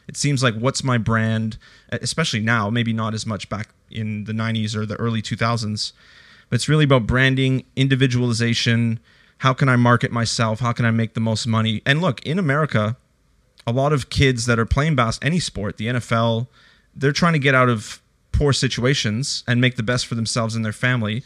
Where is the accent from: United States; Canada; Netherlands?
Canada; now in Australia; I grew up in Canada